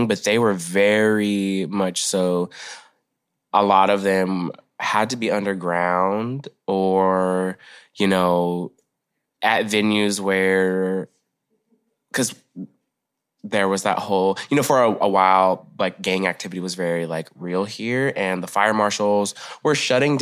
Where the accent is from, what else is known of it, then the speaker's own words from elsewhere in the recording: Arkansas, United States; moved away as an adult; now in Portland, United States; I was born in Arkansas and I moved here when I was 18 to Portland.